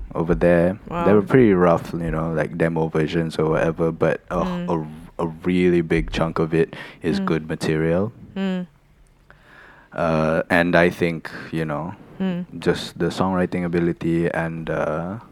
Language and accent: English; Malaysia; I'm a Malaysian and that's what Malaysians